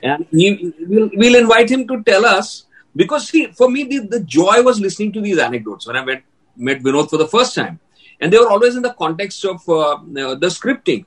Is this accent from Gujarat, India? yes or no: yes; Ahmedabad, Gujarat, India; moved away as an adult; I was from a small town. I was from Ahmedabad.